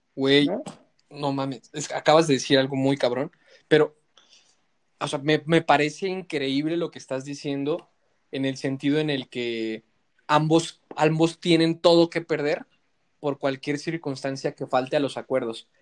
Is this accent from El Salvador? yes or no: no; Mexico; como sociedad mexicana que nos encanta el desmadre